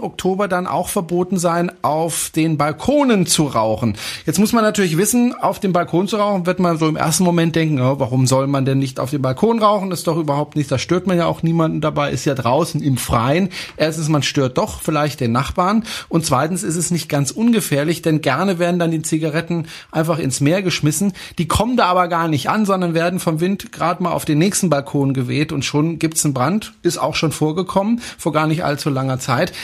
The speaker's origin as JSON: {"language": "German", "country": "France", "second_language": "German", "moved": "yes", "said": "ich bin Franzose"}